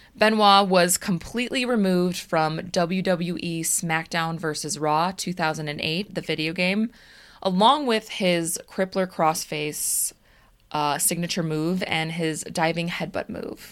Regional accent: Des Plaines, Illinois, United States; We're from Des Plaines

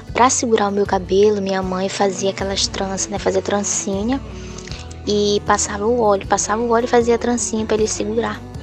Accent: Novo Aripuanã, Amazonas, Brazil; now in Porto Velho, Brazil; sou de Novo Ariponã, do Amazonas, e atualmente estou morando em Porto Velho, Rondônia

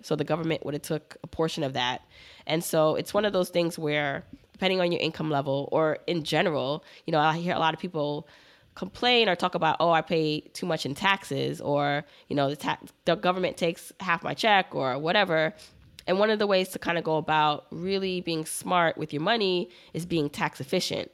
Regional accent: Brooklyn, New York, United States; also born or lived in Jamaica; I grew up in Brooklyn, but I was born in Jamaica, the island

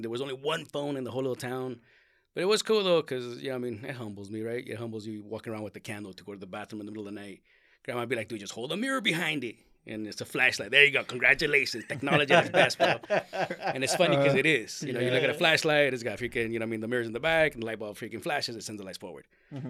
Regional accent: Mexico; born there; I was born in Mexico.

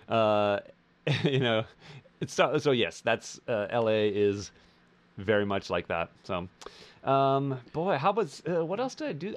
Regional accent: Wisconsin, United States; now in Los Angeles, United States; I am a Midwest boy. I grew up in Wisconsin.

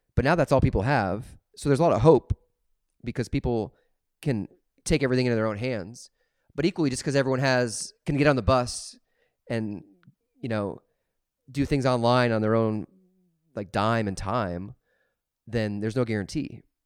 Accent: Des Moines, Iowa, United States; where I grew up in Des Moines

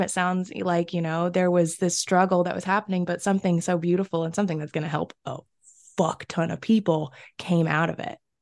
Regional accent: the South, United States; growing up in the South

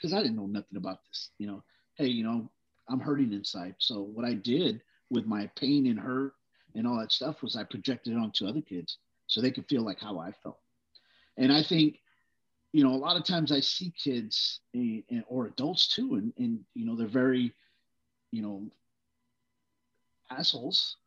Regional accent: Brawley, California, United States; also born or lived in Texas; We moved to California. My parents, you know, were looking for work. So we moved to a little community, Brawley, California, agricultural area

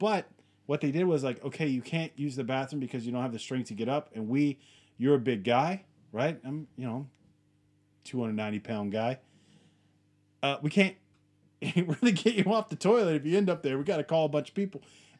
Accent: United States; I'm a guy who, we're American. We like our distance. We like our space, and we like handling shit ourselves, right?

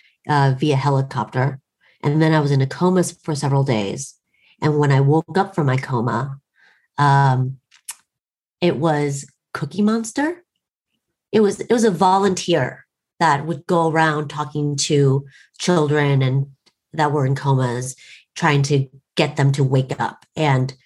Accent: Portland, United States; growing up in Portland

